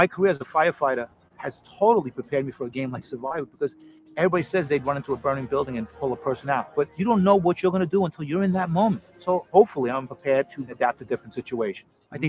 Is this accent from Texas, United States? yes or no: no; Hoboken, New Jersey, United States; I'm a retired firefighter, and I was born and raised in Hoboken, New Jersey.